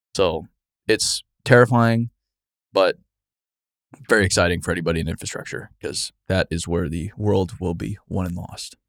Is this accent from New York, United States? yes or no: no; Arizona, United States; growing up in Arizona